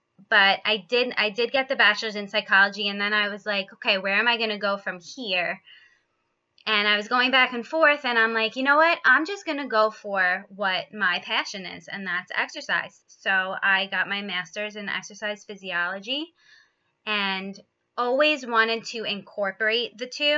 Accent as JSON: {"language": "English", "area": "Long Island", "region": "New York", "country": "United States", "tie": "born or raised there", "said": "I was born and raised in New York on Long Island"}